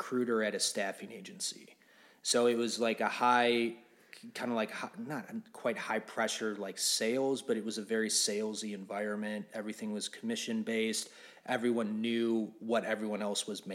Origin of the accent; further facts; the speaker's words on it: Rochester, Michigan, United States; So I grew up in like the suburbs of Detroit.